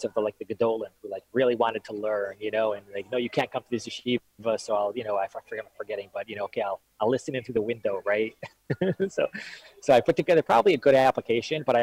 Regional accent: Detroit, Michigan, United States; also born or lived in Israel; I grew up in Detroit, in Detroit, Michigan

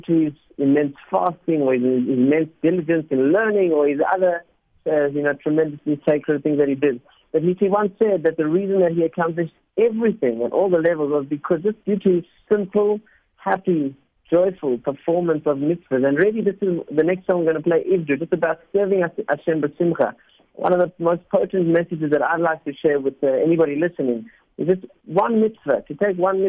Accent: South Africa; first language Spanish; English is a second language; also born or lived in Argentina; My parents are Argentinian. I actually learned Spanish before English, even though I was born in South Africa.

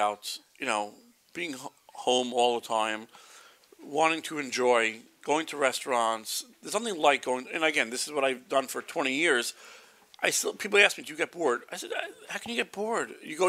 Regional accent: Brooklyn, New York, United States; I'm from Brooklyn.

